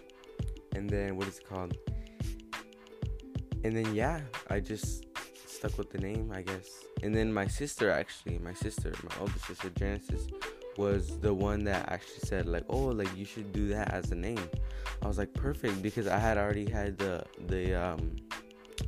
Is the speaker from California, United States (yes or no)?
yes; San Diego, California, United States; now in Riverside, United States; I'm from San Diego